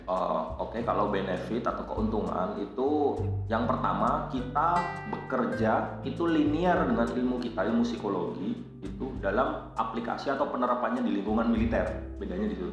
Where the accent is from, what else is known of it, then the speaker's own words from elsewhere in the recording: Purwokerto, Central Java, Indonesia; moved away; asli asal saya dari Kabupaten Banyumas atau orang lebih dikenal dengan Kota Purwokerto